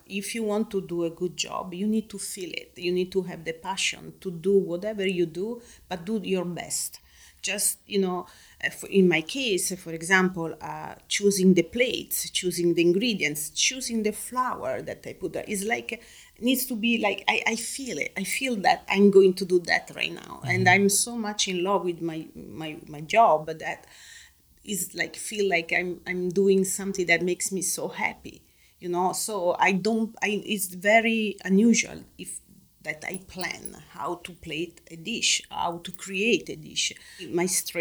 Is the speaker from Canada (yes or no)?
no; Rome, Lazio, Italy; now in Los Angeles, United States; I grew up in Rome. So Rome is an open museum. So I grew up seeing beauty every day.